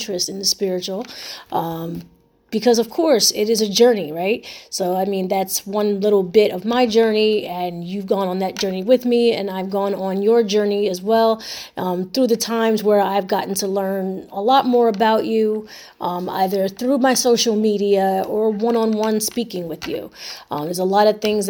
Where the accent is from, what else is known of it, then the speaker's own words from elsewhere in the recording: Camden, New Jersey, United States; I was raised in Camden, New Jersey, during the 90s